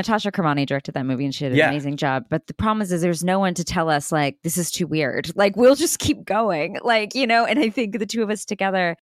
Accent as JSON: {"language": "English", "region": "Texas", "country": "United States", "said": "I'm from Texas. So we just speak loudly"}